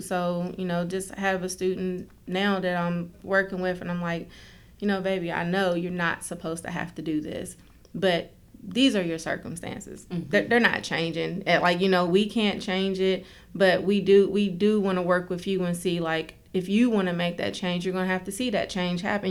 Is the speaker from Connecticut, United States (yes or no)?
no; Oak Hill, West Virginia, United States; moved away as an adult; now in Charleston, United States; I'm from Oak Hill, Fayette County